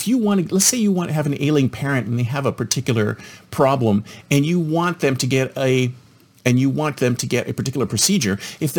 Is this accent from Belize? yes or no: no; Canada; moved away as an adult; now in United States; I'm originally Canadian and I came to America